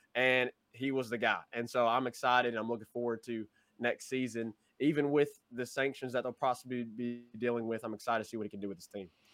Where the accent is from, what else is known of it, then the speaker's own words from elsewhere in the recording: Memphis, Tennessee, United States; we are from the Memphis area